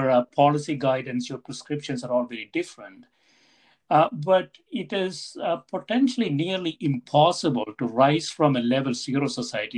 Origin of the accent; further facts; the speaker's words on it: India; now in United States; I grew up in India. I came to the U.S. a long time ago now